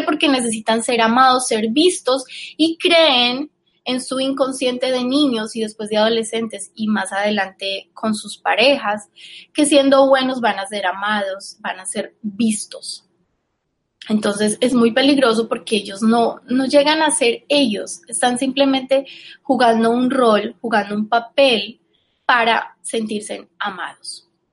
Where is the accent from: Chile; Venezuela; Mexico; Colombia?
Colombia; Yo soy colombiana